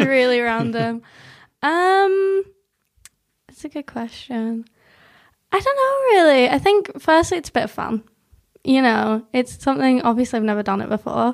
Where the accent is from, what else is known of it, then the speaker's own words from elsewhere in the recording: South Tyrone, Northern Ireland, United Kingdom; accent: weird Northern English accent mixed with a bit of Northern Irish; also born or lived in North of England; I was born in England, lived there till I was eight, but I'd always, like, come down to Northern Ireland